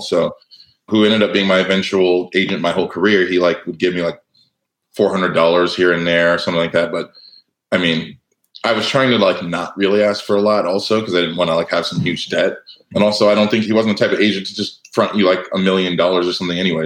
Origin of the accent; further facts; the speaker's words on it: Cardiff by the Sea, California, United States; I was from Cardiff by the Sea, California